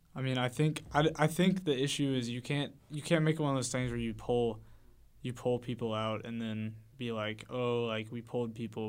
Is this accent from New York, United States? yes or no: no; Liberty, Missouri, United States; I come from Liberty, Missouri, um, in the K C Metro